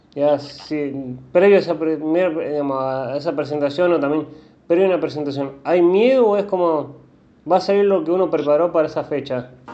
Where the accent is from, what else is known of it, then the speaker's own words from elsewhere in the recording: Rosario, Santa Fe, Argentina; yo soy rosarino